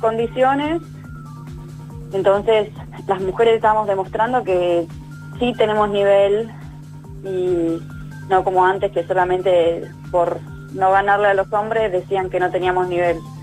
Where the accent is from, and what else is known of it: Argentina